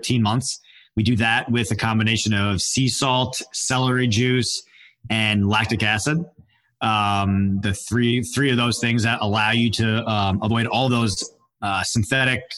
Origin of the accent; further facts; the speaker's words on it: Long Island, New York, United States; moved away as an adult; also born or lived in West Palm Beach, Florida; I was born and raised in Long Island, New York, had 3 sisters